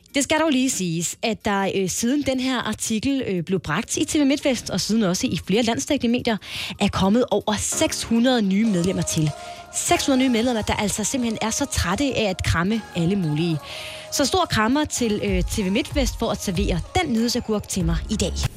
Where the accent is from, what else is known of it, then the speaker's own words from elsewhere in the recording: Jutland, Denmark; jeg er jyde